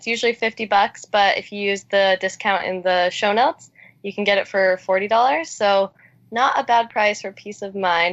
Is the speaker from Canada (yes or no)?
yes; Canada; I was born and raised in Canada